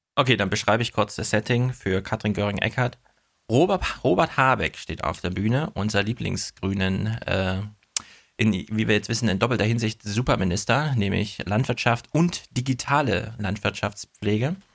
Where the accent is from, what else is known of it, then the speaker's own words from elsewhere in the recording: Thuringia, Germany; moved away as an adult; also born or lived in North Rhine-Westphalia; now in Frankfurt, Germany; ich komme ja aus Thüringen, habe in NRW studiert